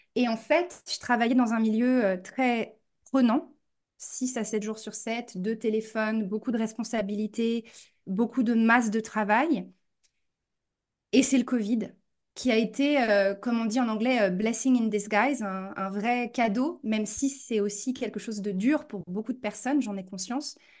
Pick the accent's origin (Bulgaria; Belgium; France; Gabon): France; moved away as an adult; also born or lived in New York; now in United States; j'ai grandi en France et je suis partie très jeune aux États-Unis pour faire mon master et je suis jamais revenue